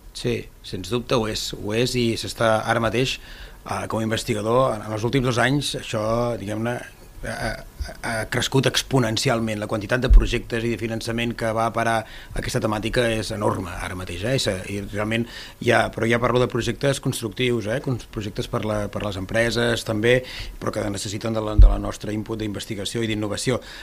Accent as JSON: {"language": "Catalan", "town": "Altafulla", "region": "Catalonia", "country": "Spain", "said": "com l'Edu jo sóc d'Altafulla"}